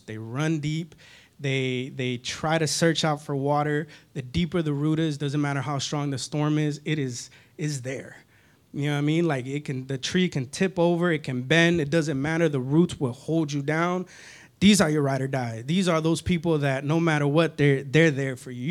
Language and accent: English; Northern California, United States; born or raised there; moved away